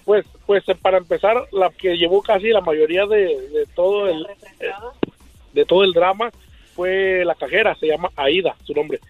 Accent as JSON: {"language": "Spanish", "country": "Mexico", "also_born_or_lived": "Michoacán", "moved": "yes", "lives_now": "Anaheim, United States", "said": "originario Zacatecas y Michoacán"}